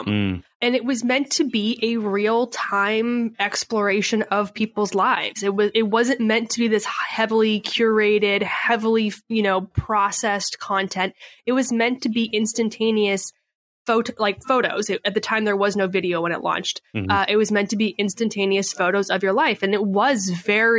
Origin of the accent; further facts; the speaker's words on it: Canada; moved away as an adult; now in San Diego, United States; I was born and raised in Canada